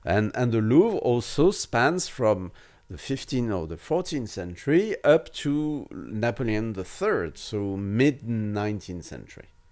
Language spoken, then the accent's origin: English; France